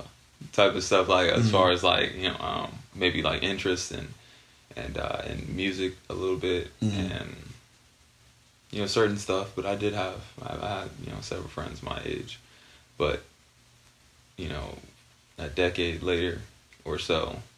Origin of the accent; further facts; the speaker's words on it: Barstow, California, United States; growing up in Barstow and how hard it was